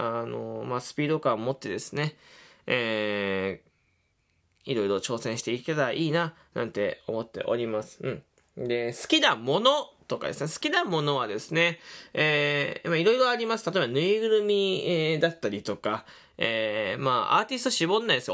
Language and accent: Japanese; Fukuoka, Japan; 福岡出身です